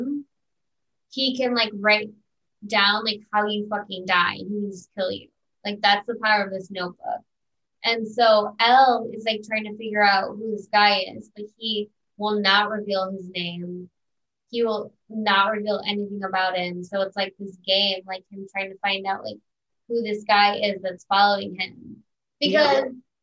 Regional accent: Highland, Indiana, United States; I'm from Highland, Indiana. I'm from 15 minutes away from there, born and raised

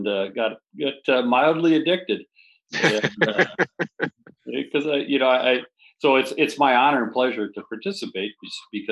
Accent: Madison, Wisconsin, United States; I grew up in the Madison area

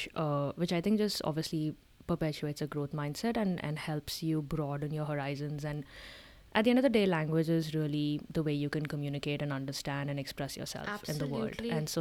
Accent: India; accent: Indian; moved away as an adult; now in United States; We being born and brought up in India have no freaking idea, right?

